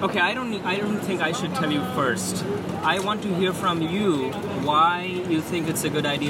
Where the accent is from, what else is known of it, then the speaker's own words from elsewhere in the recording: India; I'm from India.